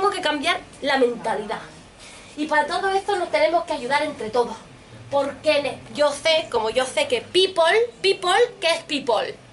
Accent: Gibraltar; Yo soy de Gibraltar. ¿Lo ven, no? De Gibraltar. Pero nací en Gibraltar

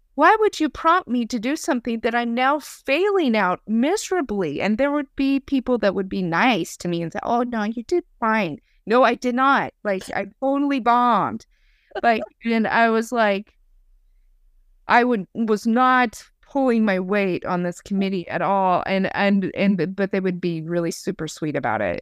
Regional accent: Idaho, United States; I'm from Idaho

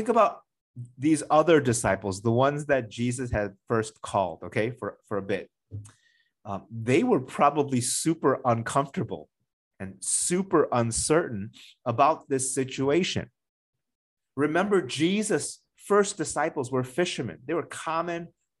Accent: United States; moved away; the town that I grew up in the United States

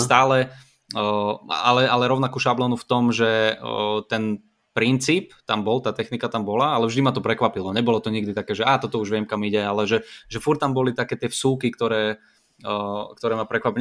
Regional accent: Bratislava, Bratislava Region, Slovakia; ja som z Bratislavy

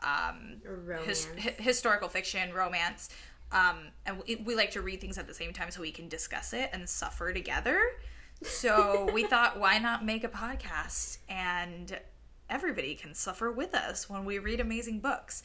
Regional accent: Puerto Rico; first language Spanish; English is a second language; We were born and raised in Puerto Rico

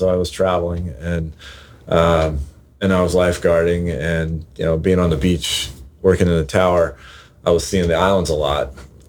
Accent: Carpinteria, California, United States; also born or lived in Santa Monica, California / Santa Barbara, California / South Bay, California; I've lived in Carpinteria since 1975, and my parents bought a beach house in Carpinteria then.

